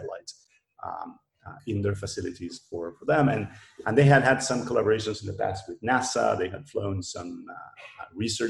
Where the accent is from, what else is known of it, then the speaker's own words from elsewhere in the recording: Argentina; I'm from Argentina.